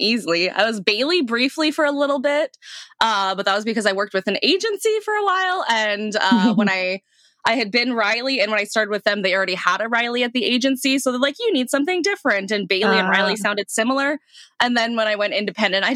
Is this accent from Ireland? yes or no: no; the Prairies, Canada; moved away as an adult; also born or lived in Saskatchewan / Alberta; now in Toronto, Canada; Small town. Both Saskatchewan and Alberta, I grew up in a bit of both, so I got, you know, a little bit of both in me.